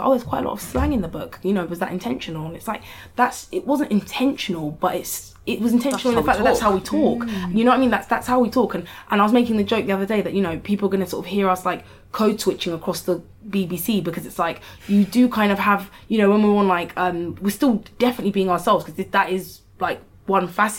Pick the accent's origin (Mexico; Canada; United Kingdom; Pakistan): United Kingdom; Croydon, London; also born or lived in Lagos, Nigeria; I'm from Croydon